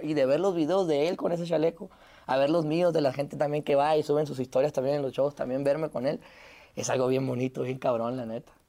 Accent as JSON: {"language": "Spanish", "town": "Ciudad Obregón", "region": "Sonora", "country": "Mexico", "said": "de dónde vengo, que vengo de Obregón, Sonora, del desierto"}